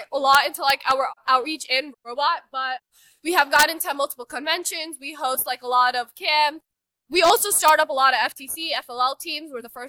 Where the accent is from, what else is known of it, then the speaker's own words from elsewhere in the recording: Dallas, Texas, United States; We're from Texas, Dallas.